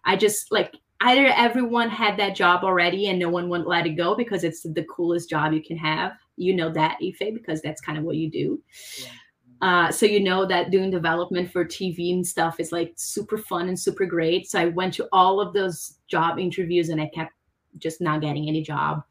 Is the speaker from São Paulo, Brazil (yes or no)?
yes; São Paulo, Brazil; moved away as an adult; I'm from Brazil and I'm from Sao Paulo though, which is a really cool city